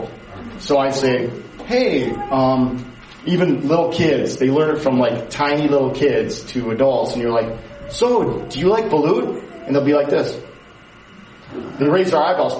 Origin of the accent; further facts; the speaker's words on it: United States; we're from the America